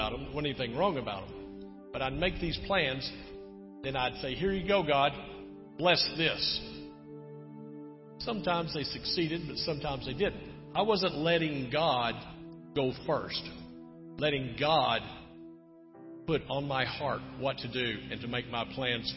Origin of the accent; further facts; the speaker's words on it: Texas, United States; moved away; I'm from Texas